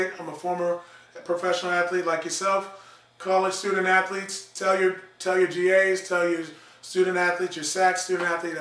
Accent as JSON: {"language": "English", "region": "Texas", "country": "United States", "said": "I'm from Texas."}